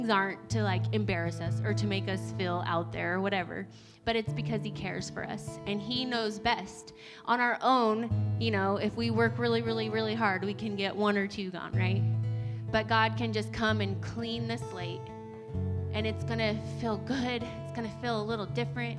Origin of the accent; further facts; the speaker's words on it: United States; moved away; where I grew up in Oregon, Idaho, we had sand burrs